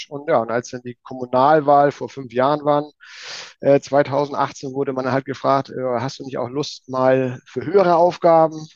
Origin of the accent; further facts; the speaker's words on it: Schleswig-Holstein, Germany; ich komme ja nicht direkt aus Hamburg, ich komme ja vom Dorf, so 25 Kilometer nordwestlich von Hamburg.